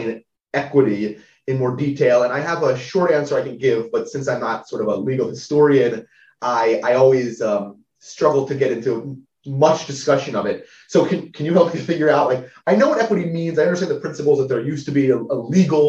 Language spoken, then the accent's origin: English; Delaware, United States; I'm from Delaware